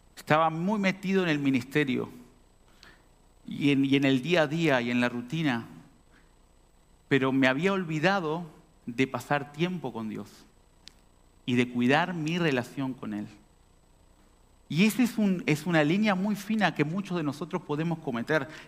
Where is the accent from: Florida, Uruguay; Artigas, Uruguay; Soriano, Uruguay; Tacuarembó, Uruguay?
Artigas, Uruguay; also born or lived in Montevideo; now in Montenegro; cuando salí de Artigas a Montevideo. Yo soy artiguense, allá del, del norte.